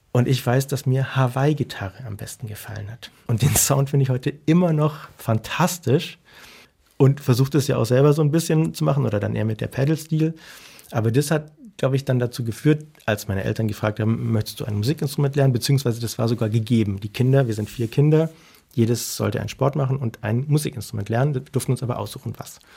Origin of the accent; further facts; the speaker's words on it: Germany; ich bin aus Deutschland und ich habe einen guten Freund und der wird so gern bei ihm Unterricht nehmen.